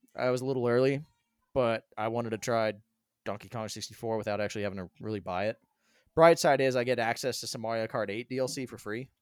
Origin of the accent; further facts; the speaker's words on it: Colorado, United States; now in South Carolina, United States; I grew up in Colorado